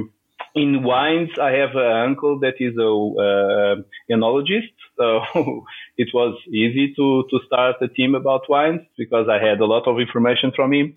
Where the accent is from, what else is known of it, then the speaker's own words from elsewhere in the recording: Lisbon, Portugal; I live in Lisboa. That's my hometown. Of course, Portugal is my country